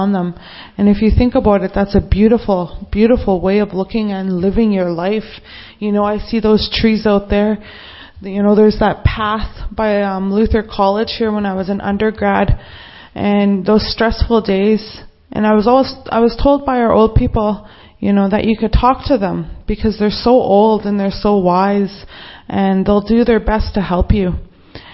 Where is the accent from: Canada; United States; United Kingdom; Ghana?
Canada; Treaty 4 territory, Saskatchewan; I'm from the Treaty 4 territory